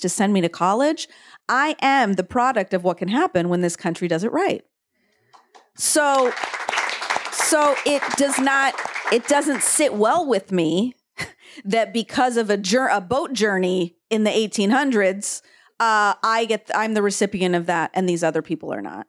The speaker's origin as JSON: {"language": "English", "town": "San Diego", "region": "California", "country": "United States", "tie": "born or raised there", "also_born_or_lived": "Oregon", "said": "I grew up in Oregon and then San Diego, and I knew so many, I grew up with so many Mexicans in San Diego"}